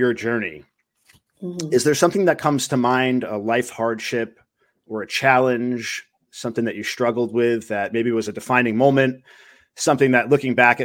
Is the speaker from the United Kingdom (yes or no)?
no; Rockland County, New York, United States; moved away; also born or lived in Suffern, New York; I'm originally from New York, Rockland County. I lived in Suffern for a little while.